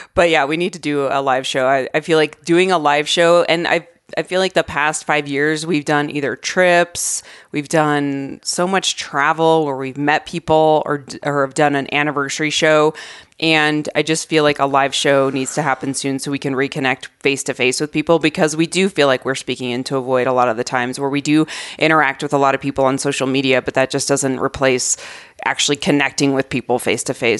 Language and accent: English; Arizona, United States; moved away as an adult; now in Colorado, United States; I grew up in Arizona.